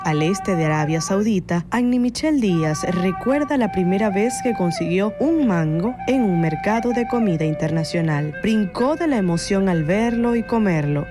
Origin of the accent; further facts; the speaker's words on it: Venezuela; moved away; la música de mi país